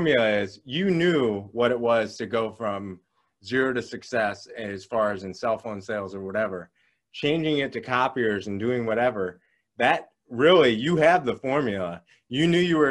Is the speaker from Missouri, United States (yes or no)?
no; Northwest Ohio, United States; I'm from Ohio, Northwest Ohio